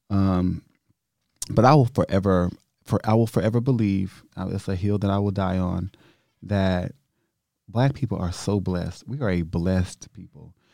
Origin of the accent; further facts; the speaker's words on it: United States; I'm so grateful to just be an American